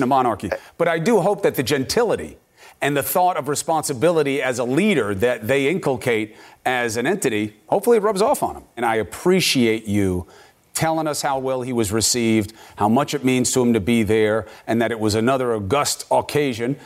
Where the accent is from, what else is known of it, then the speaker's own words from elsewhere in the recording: United States; I'm an American